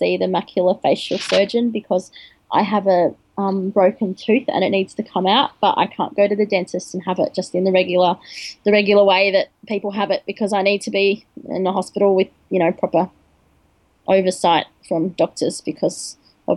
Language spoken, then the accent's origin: English; Australia; my parents are foreign, and they came to Australia just before I was born